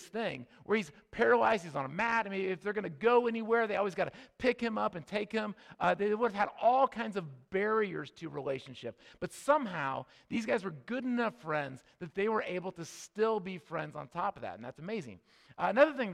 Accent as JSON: {"language": "English", "region": "Midwest", "country": "United States", "tie": "born or raised there", "said": "we grew up in the Midwest"}